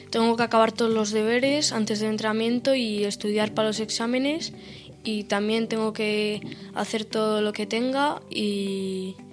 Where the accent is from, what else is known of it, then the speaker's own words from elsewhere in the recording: Oyón, Basque Country, Spain; Ollonesa eh, desde también los cuatro años en el equipo de mi pueblo, eh, en Ollón